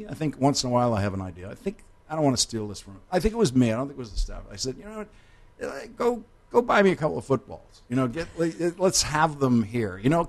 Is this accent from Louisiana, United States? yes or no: no; Boston, Massachusetts, United States; I was born in Dorchester, Massachusetts. It is a section of Boston. … is from there.